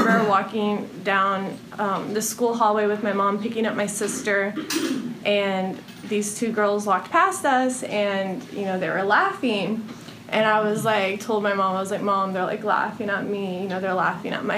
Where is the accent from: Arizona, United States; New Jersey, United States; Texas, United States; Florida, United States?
Texas, United States; Houston; now in Austin, United States; I was born in Houston, Texas